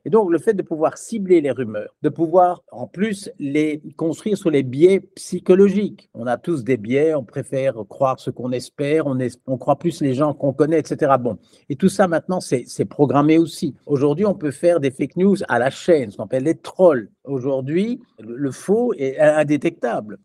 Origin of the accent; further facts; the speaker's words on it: Belgium; je suis belge